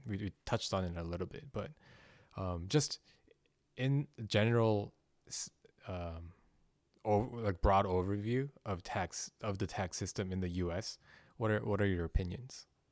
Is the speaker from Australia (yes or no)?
no; South Korea; moved away; I'm from Korea